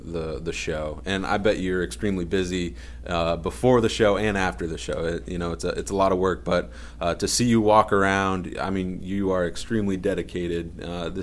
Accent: San Jose, California, United States; I was born in the San Jose area, so I'm a Sharks fan.

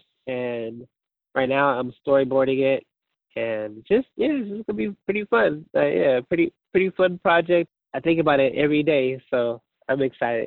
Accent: Portland, Oregon, United States; I'm from Portland, Oregon, born and raised

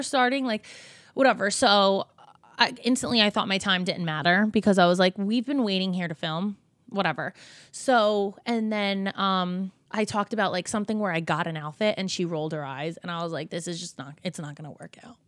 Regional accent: New Jersey, United States; we're from Jersey, we're from the same area

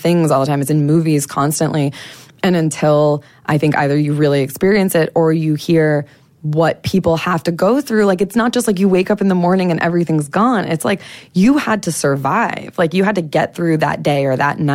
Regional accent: United States; accent: American; moved away as an adult; also born or lived in Las Vegas; now in Dominica; my American accent

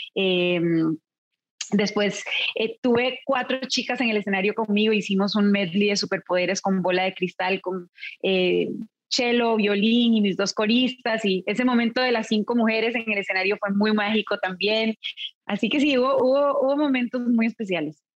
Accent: Costa Rica; moved away; also born or lived in California; a mi país natal, llevaba muchos años viviendo en California y la pandemia me acercó a Costa Rica

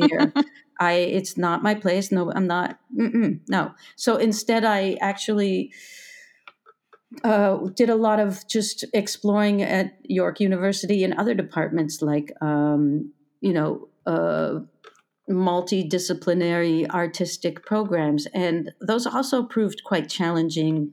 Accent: Toronto, Ontario, Canada; moved away as an adult; also born or lived in Berlin; I was born in Toronto in a suburb

